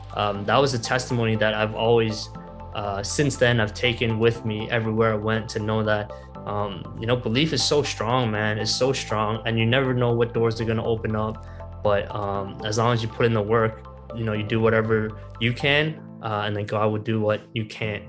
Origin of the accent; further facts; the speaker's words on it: Toronto, Ontario, Canada; a job that was right here in my hometown